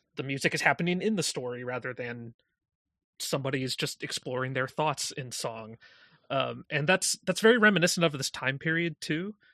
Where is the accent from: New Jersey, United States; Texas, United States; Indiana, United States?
Indiana, United States; moved away as an adult; now in New York, United States; when I moved to New York from my hometown in Indiana